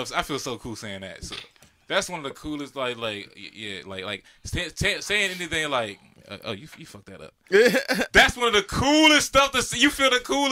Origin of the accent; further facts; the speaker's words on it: Fort Washington, Maryland, United States; I grew up in Fort Washington